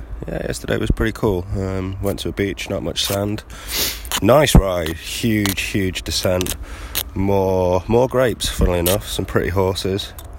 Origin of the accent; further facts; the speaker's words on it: England, United Kingdom; I'm from England, so obviously I do.